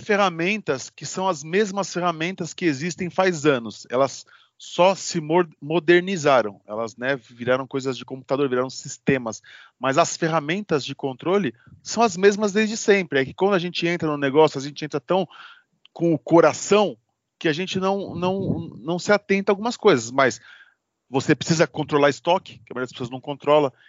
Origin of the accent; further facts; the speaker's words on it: Osasco, São Paulo, Brazil; eu sou de Osasco